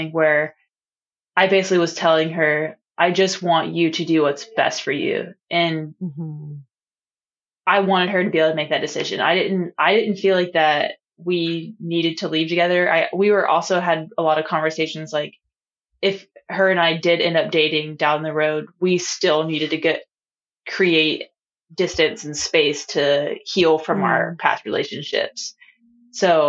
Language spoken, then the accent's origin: English; North Carolina, United States; accent: Southern; now in Hawaii, United States; I'm from North Carolina.